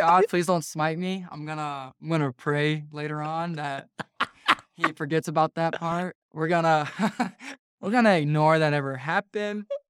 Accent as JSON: {"language": "English", "region": "North Carolina", "country": "United States", "said": "I'm from North Carolina"}